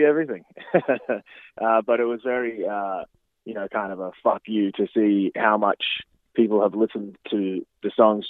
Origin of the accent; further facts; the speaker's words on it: Gympie, Queensland, Australia; moved away as an adult; also born or lived in Brisbane / Melbourne; now in Toronto, Canada; Yeah, I just moved to Toronto. So I was in Melbourne for about 8 years after I moved from Brisbane. So yeah, I really only lived in Brisbane for about, probably 7 years after I moved home from Gympie.